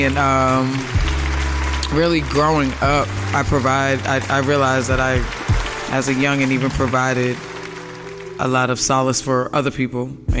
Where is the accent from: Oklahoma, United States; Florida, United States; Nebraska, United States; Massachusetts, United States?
Massachusetts, United States; Boston; Beantown, Boston, Massachusetts. With the Celtics, the Bruins play. But, you know, my part of Boston, I'm from Massachusetts, where there's a lot of history there